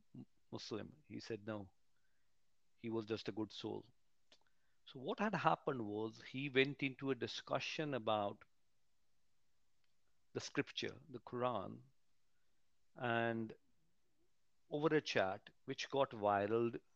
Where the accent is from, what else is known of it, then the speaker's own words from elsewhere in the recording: Punjab, India; moved away as an adult; now in England, United Kingdom; I'm born and brought up in Punjab, studied over there